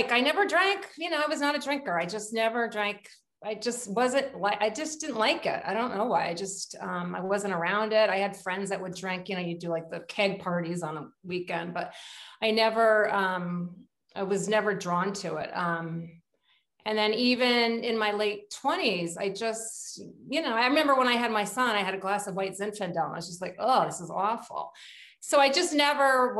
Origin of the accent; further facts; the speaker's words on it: Connecticut, United States; I'm from Connecticut. I grew up here.